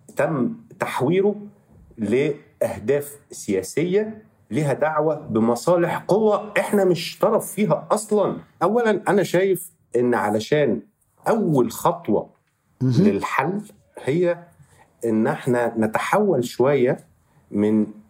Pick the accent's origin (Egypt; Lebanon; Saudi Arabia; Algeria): Egypt; born or raised there; moved away as an adult; now in Barcelona, Spain